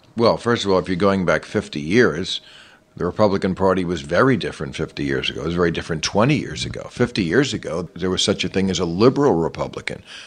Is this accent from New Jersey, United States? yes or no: yes; New Jersey, United States; I grew up in New Jersey